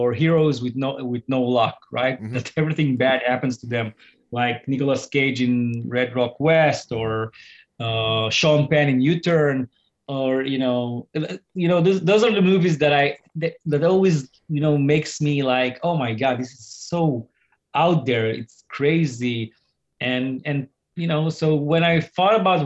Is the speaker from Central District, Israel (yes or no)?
no; Tel Aviv, Tel Aviv District, Israel; moved away as an adult; now in London, United Kingdom; I just came back to London after 3 weeks in my home country, Israel, Tel Aviv.